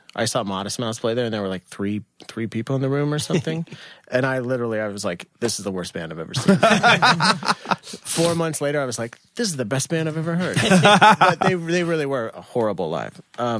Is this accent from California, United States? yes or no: no; Kansas, United States; moved away as an adult; now in Brooklyn, United States; Right outside of Kansas City, from the time that I was 2 years of age until I was 27.